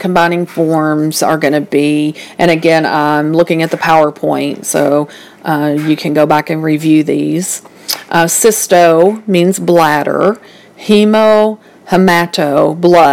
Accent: the South, United States; I am from the South, so I do have quite of an accent

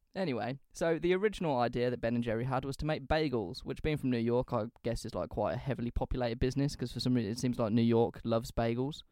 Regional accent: England, United Kingdom; we're from England

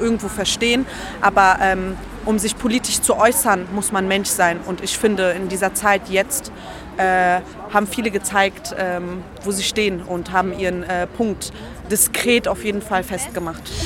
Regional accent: Berlin, Germany; also born or lived in Treptow-Köpenick; ich bin aufgewachsen eigentlich in Kreuzberg im Brennpunkt ja. äh, am Cottbuster Tor

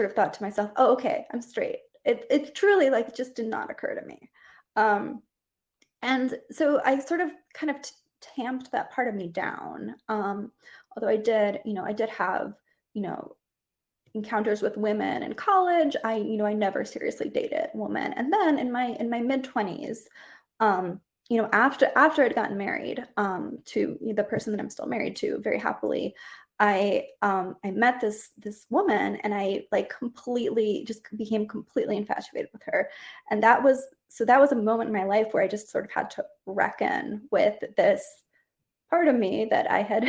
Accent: Costa Rica; I grew up in Costa Rica, which is a very Catholic country

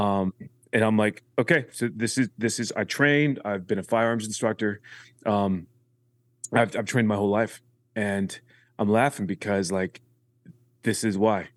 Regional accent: Huntington Beach, California, United States; we grew up in Huntington Beach

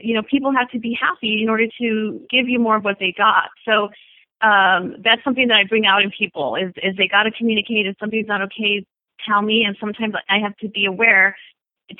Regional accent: El Paso, Texas, United States; now in California, United States; I'm originally from Texas, a border town called El Paso, Texas. And I grew up the middle child of five

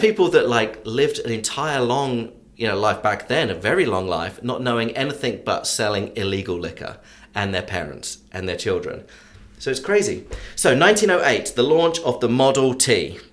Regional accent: England, United Kingdom; accent: English; moved away as an adult; now in Atlanta, United States; I'm English. I've been living in the US for 23 years now

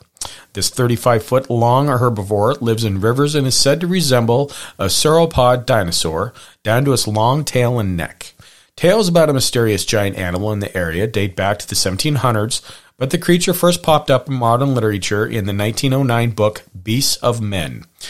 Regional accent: Hamilton, Montana, United States; And even me growing up near Hamilton, Montana, we had Lake Como, and there was the big monster of Lake Como.

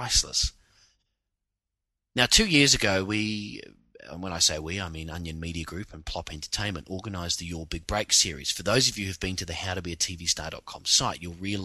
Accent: New Zealand; now in Sydney, Australia; As a New Zealander coming from a country where every day is raining almost

